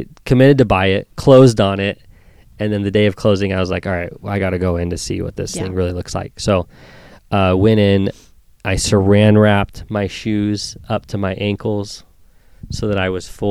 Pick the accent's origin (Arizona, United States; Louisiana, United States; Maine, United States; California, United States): Arizona, United States; Queen Creek; was born and raised out in Queen Creek